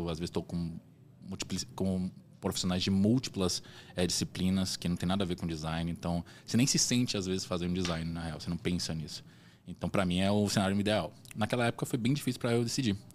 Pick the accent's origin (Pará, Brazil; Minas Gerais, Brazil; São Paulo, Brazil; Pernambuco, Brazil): Pará, Brazil; Belém; born there; Eu não sou de Salvador, eu nasci em Belém